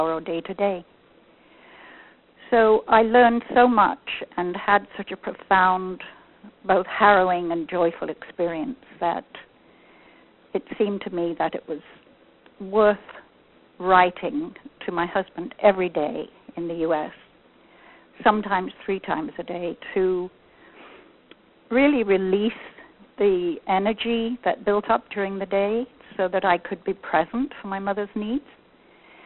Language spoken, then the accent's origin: English; England, United Kingdom; now in Northern California, United States; I was born and educated in England, and I emigrated from the UK to the USA in 1965 with my family